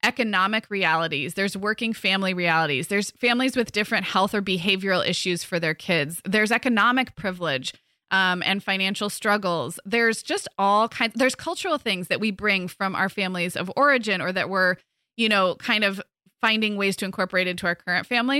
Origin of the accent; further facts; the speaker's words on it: California, United States; moved away; also born or lived in Midwest; growing up in California